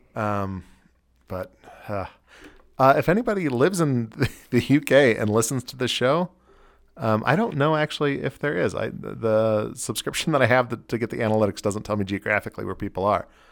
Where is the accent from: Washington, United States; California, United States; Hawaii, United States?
California, United States; now in Salt Lake City, United States; I'm from California